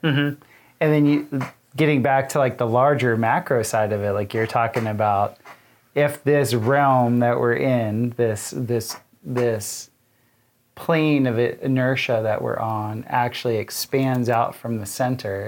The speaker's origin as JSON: {"language": "English", "region": "South Florida", "country": "United States", "tie": "born or raised there", "said": "as a kid, I mapped hurricanes with my father growing up in South Florida"}